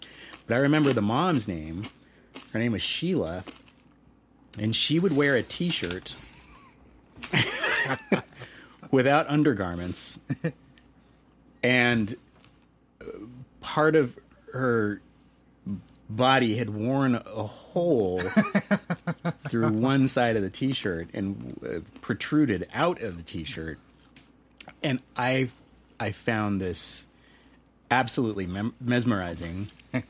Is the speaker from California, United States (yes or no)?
yes; Rancho Cucamonga, California, United States; also born or lived in Los Angeles / Anaheim Hills; that was a city as a child that I lived in the longest and until adulthood